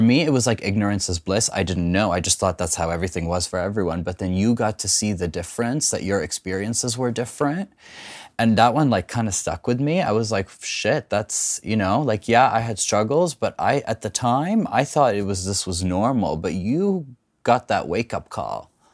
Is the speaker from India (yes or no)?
no; Canada; I grew up mostly in Canada